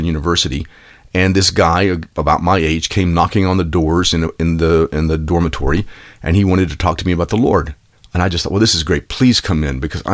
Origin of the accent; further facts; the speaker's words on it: Texas, United States; I grew up in Texas